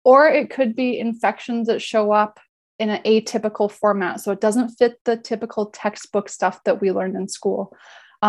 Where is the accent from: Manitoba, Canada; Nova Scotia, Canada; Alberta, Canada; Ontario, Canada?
Alberta, Canada; I grew up in Alberta